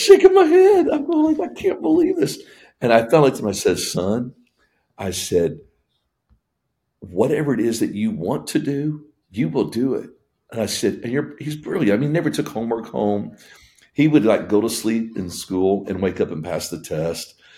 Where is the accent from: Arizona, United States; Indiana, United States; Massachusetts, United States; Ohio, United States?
Indiana, United States; moved away; also born or lived in Tennessee; I grew up in Indiana